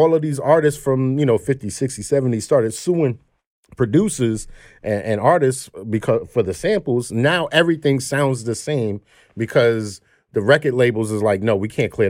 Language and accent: English; Flatbush, New York, United States; moved away; I'm from Flatbush, right? And I just moved from Flatbush not too long ago. And during the pandemic, I seen this shit starting to revert back to the way shit was when I was growing up.